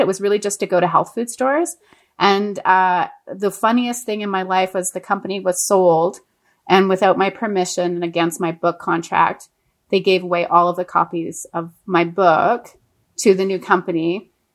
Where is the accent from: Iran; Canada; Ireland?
Canada; Montreal, Quebec; moved away; I grew up in Montreal and Quebec